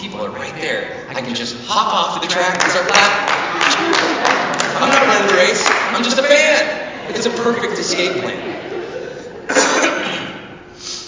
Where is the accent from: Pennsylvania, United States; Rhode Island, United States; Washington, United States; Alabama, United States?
Washington, United States; Lake Desire; when I grew up out on Lake Desire